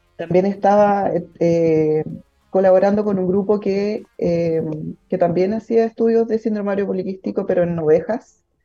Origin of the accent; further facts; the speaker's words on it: Santiago, Santiago Metropolitan Region, Chile; moved away as an adult; also born or lived in Valparaíso; yo soy de Santiago